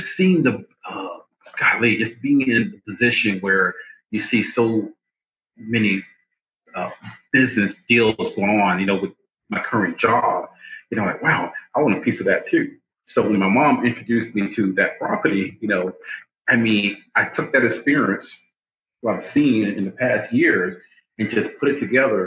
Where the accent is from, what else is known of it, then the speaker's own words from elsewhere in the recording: Palatka, Florida, United States; now in Albany, United States; I am originally from North Florida, a little town called Palatka